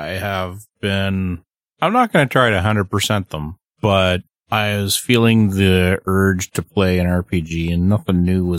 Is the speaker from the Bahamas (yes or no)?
no; Canada; I'm a Canadian.